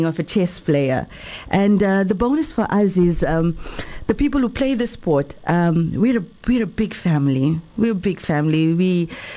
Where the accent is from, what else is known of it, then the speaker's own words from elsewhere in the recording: Durban, KwaZulu-Natal, South Africa; as you can hear, I'm from Durban. And when I was in high school, I had to walk through this arcade